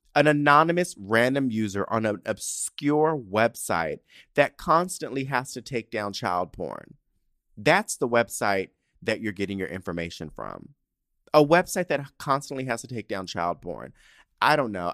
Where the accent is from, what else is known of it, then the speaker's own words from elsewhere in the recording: San Diego, California, United States; I grew up in San Diego, I grew up in Southern California